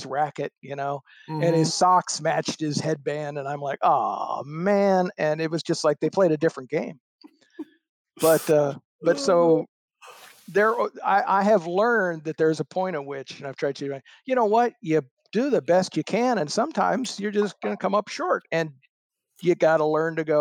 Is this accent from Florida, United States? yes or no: yes; Florida, United States; born or raised there; also born or lived in Springfield, Illinois